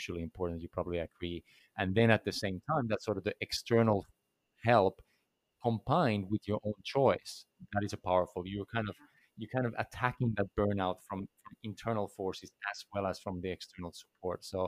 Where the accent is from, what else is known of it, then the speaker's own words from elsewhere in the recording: Finland; I come from Finland